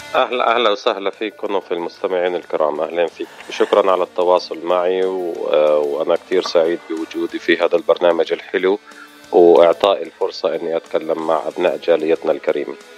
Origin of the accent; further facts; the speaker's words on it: Ramallah, West Bank, Palestine; moved away as an adult; also born or lived in Jordan / San Francisco / New York; now in United States; أنا من من فلسطين آه المولد في مدينة رام الله